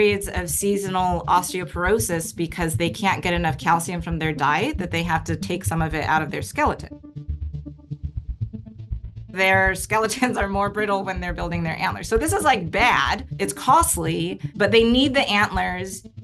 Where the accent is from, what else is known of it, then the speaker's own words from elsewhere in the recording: Eastern Washington, United States; I grew up in Eastern Washington, and we had a bunch of maple trees in our backyard